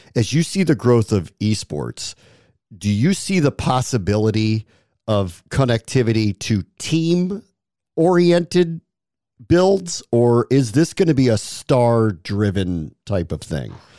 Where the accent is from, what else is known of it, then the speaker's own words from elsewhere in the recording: Washington, District of Columbia, United States; Why DC? You picked my hometown